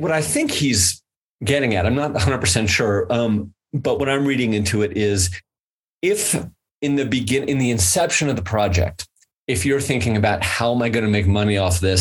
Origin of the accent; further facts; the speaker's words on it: United States; as an American capitalist